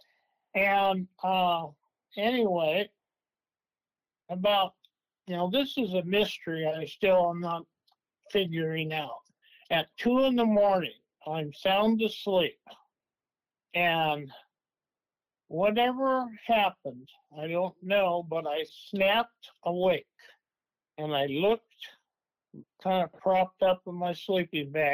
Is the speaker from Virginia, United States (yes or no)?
no; Klamath Falls, Oregon, United States; also born or lived in Medford, Oregon; now in Coos Bay, United States; I was born in Klamath Falls, Oregon.